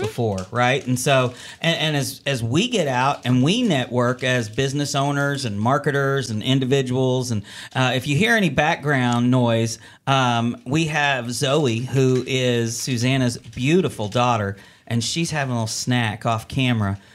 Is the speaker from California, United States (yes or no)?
yes; California, United States; now in Northwest Arkansas, United States; I grew up in California